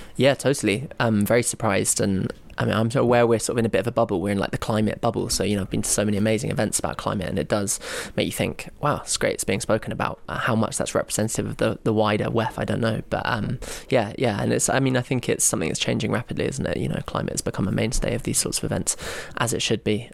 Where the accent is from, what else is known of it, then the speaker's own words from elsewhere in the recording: London, United Kingdom; I'm from London, England